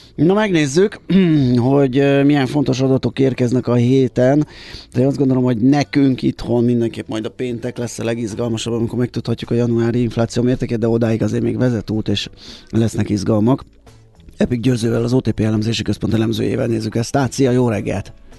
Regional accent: Budapest, Hungary; ahol én felcseperedtem, a Király utca 28

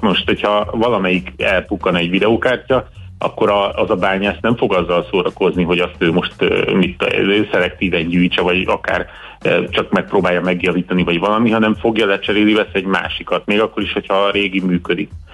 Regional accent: Hungary; magyar vagyok

